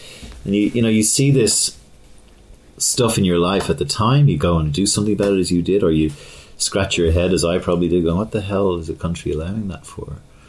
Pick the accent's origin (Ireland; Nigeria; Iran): Ireland; I was growing up in Ireland at this time